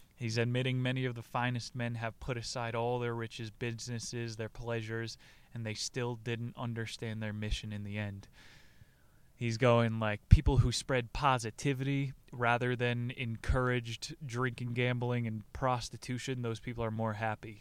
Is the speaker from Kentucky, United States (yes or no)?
no; New Jersey, United States; New Jersey's emperor, my home state